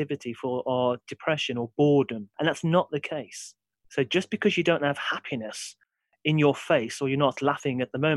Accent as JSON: {"language": "English", "town": "Brierley Hill", "region": "West Midlands", "country": "United Kingdom", "tie": "born or raised there", "said": "I'm originally from Briley Hill. So I grew up in a sort of regular sort of working class background."}